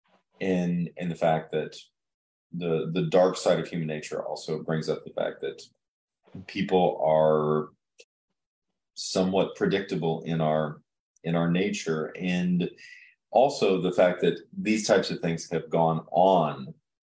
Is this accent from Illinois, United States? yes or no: yes; Chillicothe, Illinois, United States; growing up in Chillicothe, which, you know, I associate my hometown in Illinois with the river